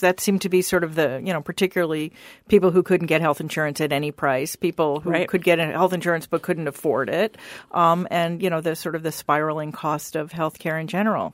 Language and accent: English; Washington, District of Columbia, United States; I grew up practically on Capitol Hill. Both my parents had worked there